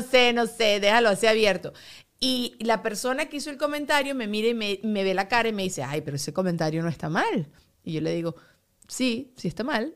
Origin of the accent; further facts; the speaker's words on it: Mexico; now in Miami, United States; soy mexicano